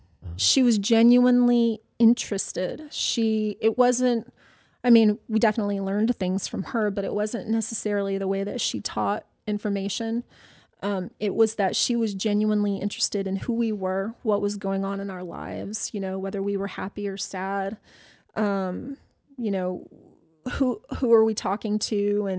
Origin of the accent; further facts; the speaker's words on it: the South, United States; I think I grew up in the South. So I lived in every Southern state from New Mexico to the East Coast.